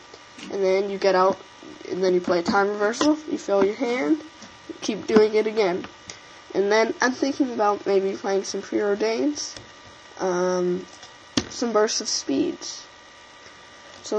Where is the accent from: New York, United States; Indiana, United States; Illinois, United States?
Indiana, United States; I am from Indiana